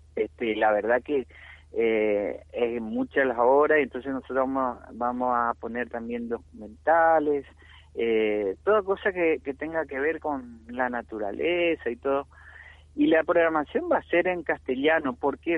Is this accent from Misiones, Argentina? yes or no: yes; Puerto Iguazú, Misiones, Argentina; acá nuestro nuestro puerto Iguazú, Misiones